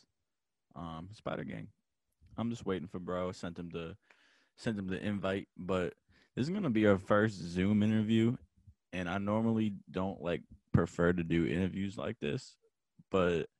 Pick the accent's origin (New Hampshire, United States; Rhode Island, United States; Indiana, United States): New Hampshire, United States; moved away as an adult; now in North Carolina, United States; I'm in New Hampshire, my home state right now, not in North Carolina